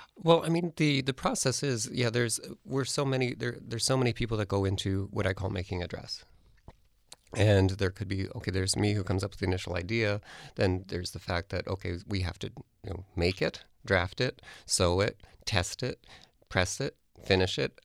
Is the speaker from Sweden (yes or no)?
no; Canada; being a, a designer who's in Canada or a Canadian designer